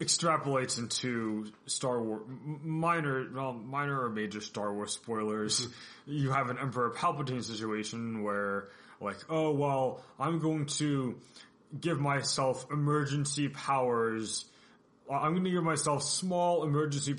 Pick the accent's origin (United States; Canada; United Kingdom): United States; being American